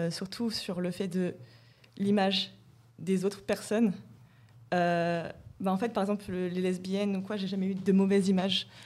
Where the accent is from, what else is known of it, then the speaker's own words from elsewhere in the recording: Rouen, Normandy, France; now in Paris, France; j'ai emménagé sur Paris. Et avant, je, je venais de Rouen. Et à Rouen, il y avait aucune représentation.